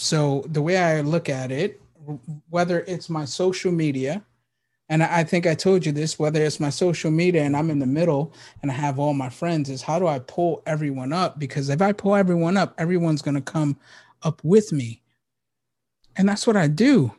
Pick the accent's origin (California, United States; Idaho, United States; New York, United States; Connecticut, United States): New York, United States; New York City; moved away; I was born and raised in the Bronx